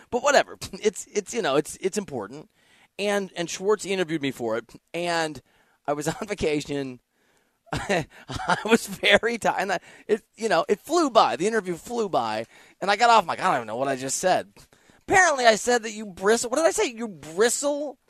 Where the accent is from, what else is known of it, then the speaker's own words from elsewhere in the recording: Dubuque, Iowa, United States; now in Los Angeles, United States; I grew up in Iowa.